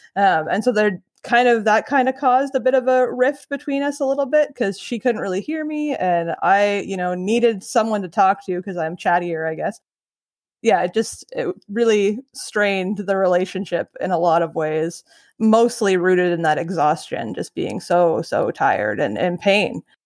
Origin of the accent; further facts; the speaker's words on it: Ottawa Valley, Ontario, Canada; now in Peterborough, Canada; I grew up kind of in the Ottawa Valley area, but I live in Peterborough now